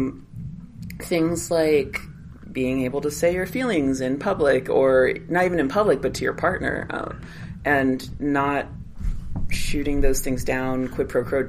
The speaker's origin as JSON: {"language": "English", "town": "Los Angeles", "region": "California", "country": "United States", "tie": "born or raised there", "said": "I was raised in Van Nuys, which is mm-hmm. heavily Latino"}